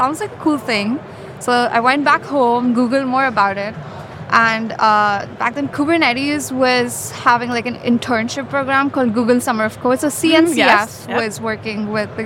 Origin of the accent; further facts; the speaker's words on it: India; So I live in India. I grew up in India.